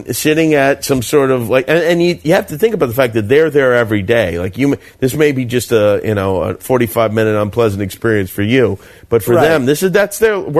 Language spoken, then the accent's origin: English; Las Vegas, Nevada, United States; as a kid growing up in Las Vegas